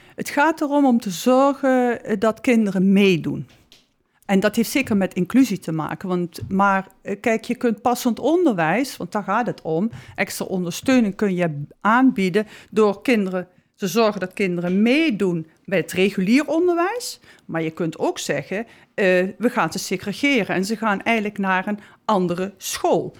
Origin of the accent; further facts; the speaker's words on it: South Limburg, Netherlands; now in Amsterdam, Netherlands; ik ben Zuid kom uit Zuid-Limburg